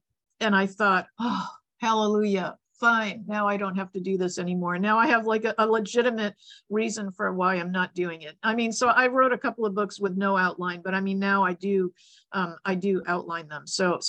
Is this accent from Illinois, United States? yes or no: no; Boston, Massachusetts, United States; I grew up in Boston. And, you know, Boston has like 9 months of winter and incredible winters.